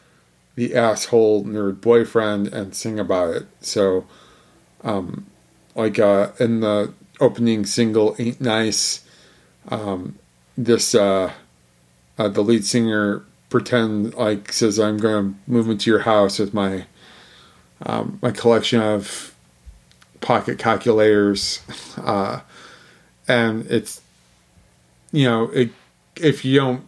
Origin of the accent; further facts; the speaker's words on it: Detroit, Michigan, United States; moved away; I'm from Detroit.